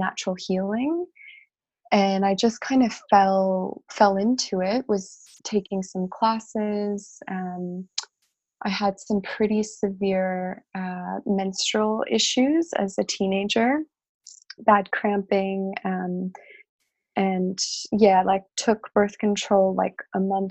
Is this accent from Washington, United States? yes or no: no; Chicago, Illinois, United States; I grew up in Chicago